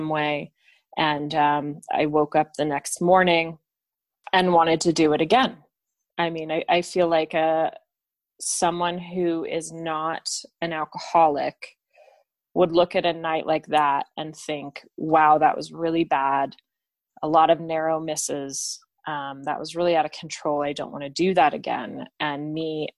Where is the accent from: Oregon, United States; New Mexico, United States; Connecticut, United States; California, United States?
New Mexico, United States; Albuquerque; I am from Albuquerque, New Mexico, in the United States of America.